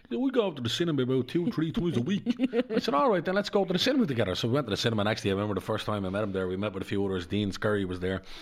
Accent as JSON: {"language": "English", "town": "Darndale", "region": "County Dublin", "country": "Ireland", "said": "I because the where I come from because I'm not just yeah. a traveller. I come from Darndale."}